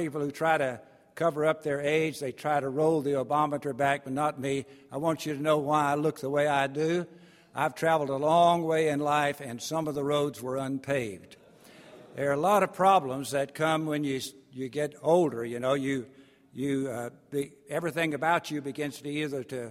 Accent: East Texas, United States; I'm from East Texas

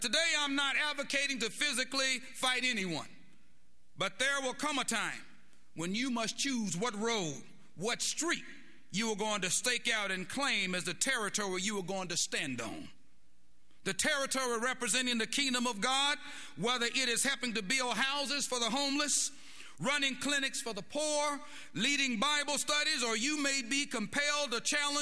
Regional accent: Waco, Texas, United States; when I was growing up in the Estella Maxi projects here in Waco, Texas

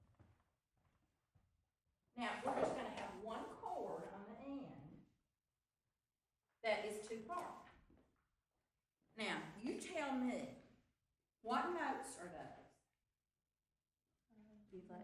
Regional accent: Baldwin, United States; I grew up in Baldwin and didn't have art

